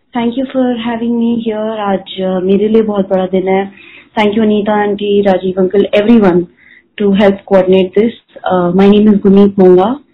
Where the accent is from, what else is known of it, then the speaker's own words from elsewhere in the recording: Delhi, India; moved away as an adult; now in Mumbai, India; मैं दिल्ली से पली बड़ी हूँ बट मैंने दिल्ली फॉर गुड छोड़ दिया था